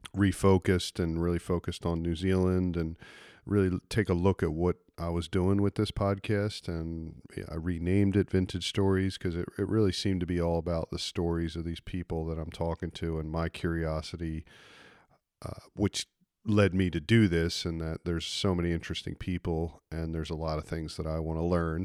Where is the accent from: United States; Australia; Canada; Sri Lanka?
United States; East Coast; I grew up on the East Coast